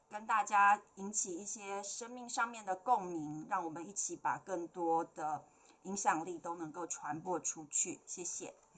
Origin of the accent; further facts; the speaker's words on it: Taipei, Taiwan; 我刚刚有说我是台北人